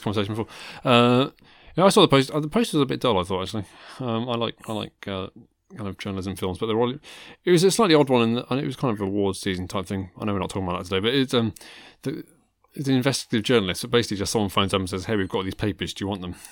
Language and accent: English; Worcestershire, West Midlands, United Kingdom; I grew up in Worcestershire